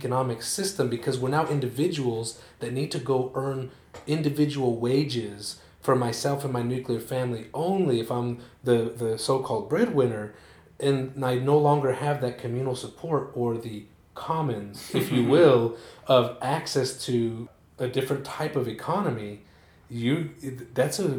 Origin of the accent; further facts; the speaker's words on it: Salt Lake City, Utah, United States; where I grew up in Rose Park